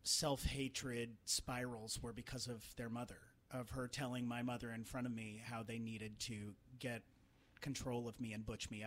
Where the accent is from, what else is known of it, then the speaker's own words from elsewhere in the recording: Trenton, Missouri, United States; moved away; my hometown. I felt very. Which was where? Trenton, Missouri.